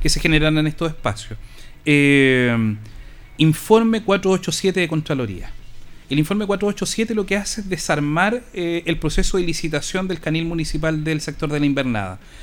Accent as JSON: {"language": "Spanish", "town": "Linares", "region": "Maule", "country": "Chile", "said": "yo soy hijo del Coya, viví aquí poquito más allá"}